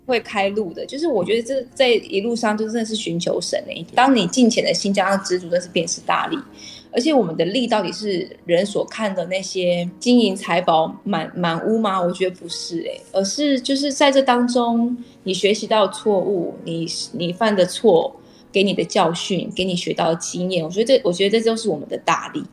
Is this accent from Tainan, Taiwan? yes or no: yes; Tainan, Taiwan; 因为我本身是台南人，对于吃就特别的讲究